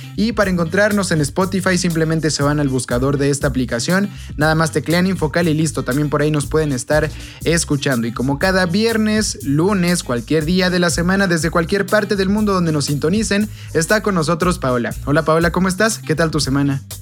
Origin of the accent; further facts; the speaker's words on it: Mexico; como pueblo mexicano